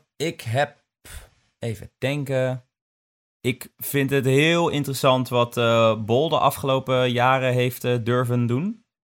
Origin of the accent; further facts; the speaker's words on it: Son en Breugel, North Brabant, Netherlands; ik kom uit Sonnenbreugel